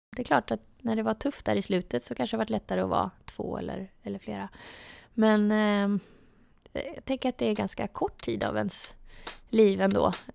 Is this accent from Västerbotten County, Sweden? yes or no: no; outside Linköping, Östergötland, Sweden; Jag är ju eh, från utanför Linköping